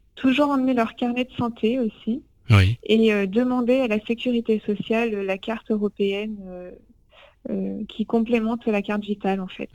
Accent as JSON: {"language": "French", "country": "France", "said": "en tant que Français"}